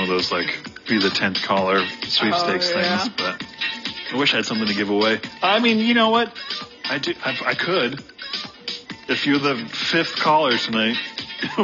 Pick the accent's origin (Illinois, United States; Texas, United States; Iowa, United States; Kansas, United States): Iowa, United States; Iowa City; I grew up in Iowa City, and I used to tune in and listen to the after-hour shows